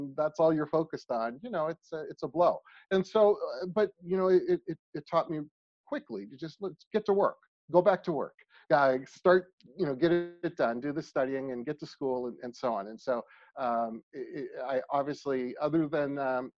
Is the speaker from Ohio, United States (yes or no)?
yes; Niles, Ohio, United States; also born or lived in Columbus, Ohio; I grew up in Niles, Ohio, near Youngstown